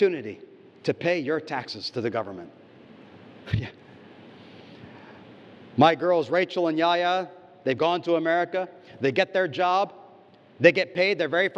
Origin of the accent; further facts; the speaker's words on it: United States; now in Indonesia; my home country, the United States